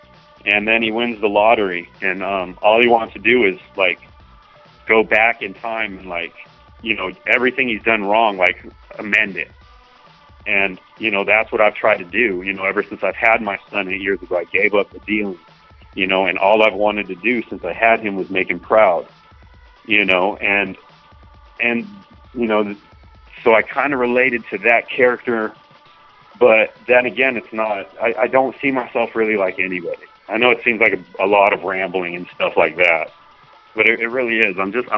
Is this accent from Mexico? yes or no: no; Florida, United States; We're from Florida. And, you know, we're laid back people. You know that, Poppy. Like, Florida people, we're just a different breed.